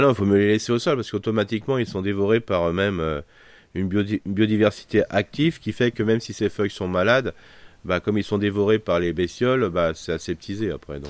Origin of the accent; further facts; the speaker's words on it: France; chez nous en France